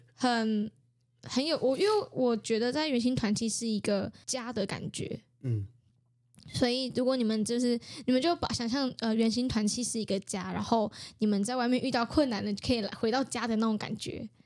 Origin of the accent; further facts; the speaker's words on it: Taiwan; 我知道我是泰雅族